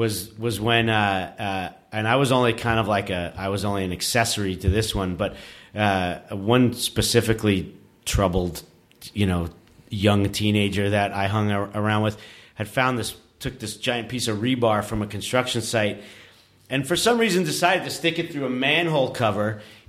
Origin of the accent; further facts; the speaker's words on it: New York City, New York, United States; I mean, I grew up in New York City, and like, especially on Halloween, that's, you know, when shit would really just hit the fan.